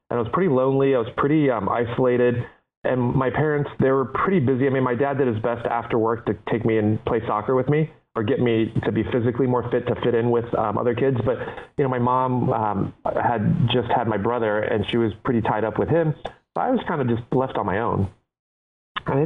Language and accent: English; Cincinnati, Ohio, United States; born or raised there; English is a second language; also born or lived in Taipei, Taiwan